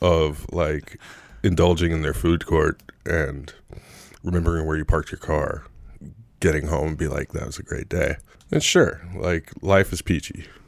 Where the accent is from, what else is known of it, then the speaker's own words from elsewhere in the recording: United States; as an American